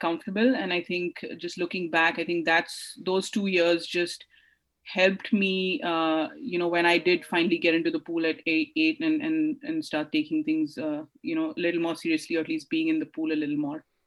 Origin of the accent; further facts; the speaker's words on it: India; I grew up in India